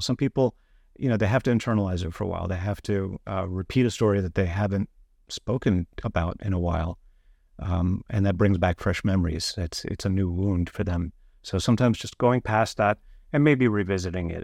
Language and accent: English; New York, United States; moved away; I'm originally from New York